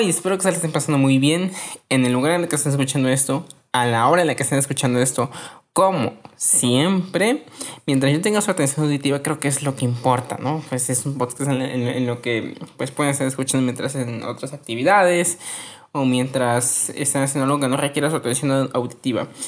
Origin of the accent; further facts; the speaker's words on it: Mexico; Somos mexicanos. ¿Qué nos conforma como mexicanos?